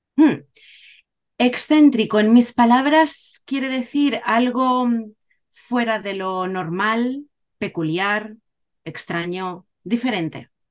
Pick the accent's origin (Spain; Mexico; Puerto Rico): Spain; Cádiz, Andalusia; moved away as an adult; also born or lived in Málaga / Valencia; now in Japan; soy de Cádiz, He vivido en Cádiz, Málaga, Valencia, ahora vivo en Japón desde hace nueve años